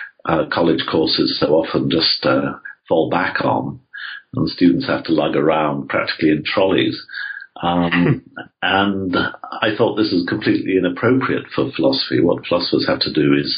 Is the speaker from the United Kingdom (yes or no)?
yes; England, United Kingdom; I grew up in England, as you can no doubt tell from my voice.